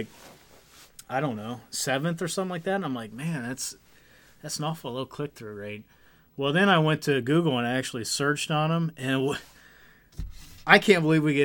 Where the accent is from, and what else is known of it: Kenton, United States; born or raised there